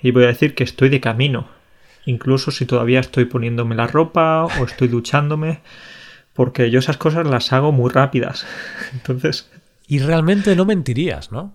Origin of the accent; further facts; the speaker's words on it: Spain; moved away as an adult; now in Poland; si sigo siendo español, si sigo teniendo hábitos españoles